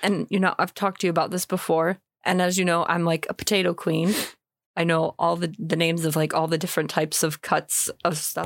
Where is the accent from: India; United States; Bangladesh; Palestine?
United States; moved away as an adult; now in United Kingdom; I'm American